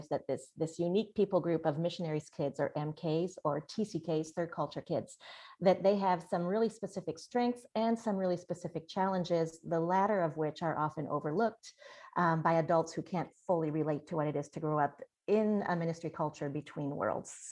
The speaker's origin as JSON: {"language": "English", "country": "France", "tie": "born or raised there", "said": "I was born and raised in France, and I'm fluent in French. And the reason that was is that my parents were missionaries in France for 37 years."}